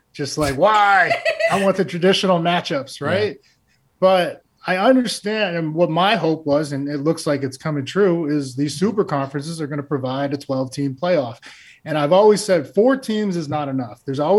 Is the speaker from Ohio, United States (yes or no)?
no; Maine, United States; I came from Maine and we made the playoffs.